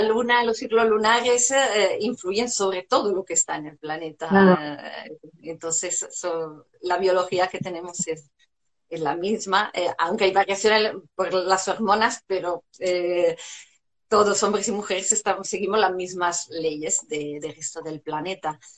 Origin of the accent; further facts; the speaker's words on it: Italy; Spanish is a second language; moved away as an adult; now in Spain; hace unos años llegué a España, soy italiana